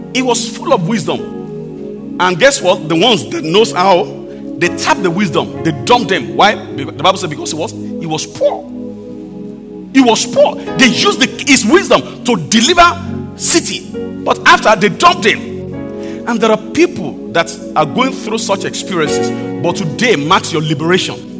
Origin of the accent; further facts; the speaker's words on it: Akure, Ondo, Nigeria; my hometown, even in, my, in Akure, you know, very rural area.